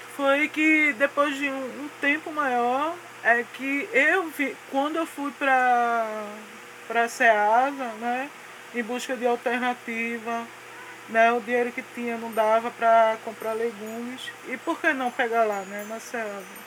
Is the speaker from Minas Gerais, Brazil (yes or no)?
no; Recife, Pernambuco, Brazil; eu nasci na zona, antigamente tinha a zona ali no Marco Zero, então de lá que eu vim, da zona